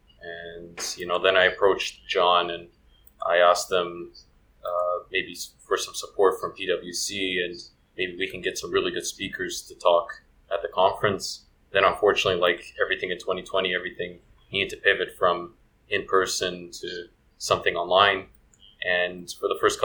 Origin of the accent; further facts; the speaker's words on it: Toronto, Ontario, Canada; moved away as an adult; also born or lived in France; now in Croatia; I was growing up in the Croatian community in Toronto after 1995